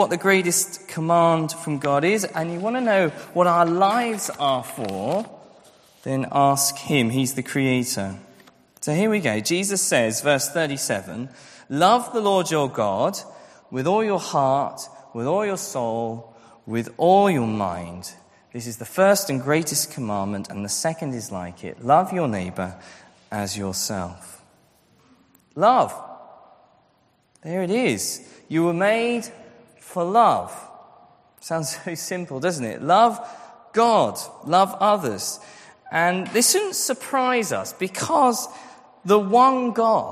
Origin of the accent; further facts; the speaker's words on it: Scotland, United Kingdom; I grew up in Scotland